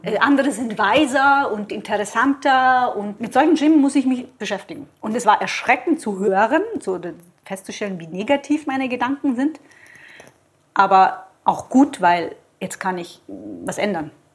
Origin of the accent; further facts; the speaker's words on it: Southern Italy, Italy; moved away; also born or lived in Switzerland; Ich komme aus Süditalien